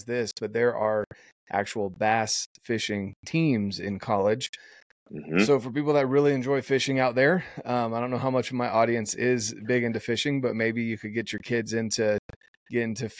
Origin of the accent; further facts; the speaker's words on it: North Carolina, United States; I grew up in North Carolina